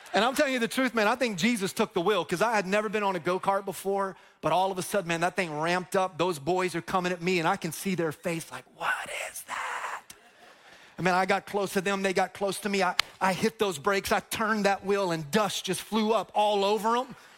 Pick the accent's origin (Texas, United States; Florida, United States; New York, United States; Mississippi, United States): Florida, United States; Dover; also born or lived in Plant City, Florida / Tampa, Florida; I grew up in Dover, which is like the, the country of Plant City. And I grew up on this long dirt road, Feetsway Road in Dover, Florida